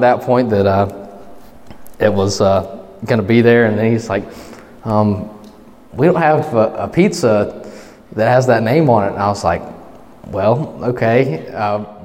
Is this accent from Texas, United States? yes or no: no; Eufaula, Alabama, United States; I'm from Eufaula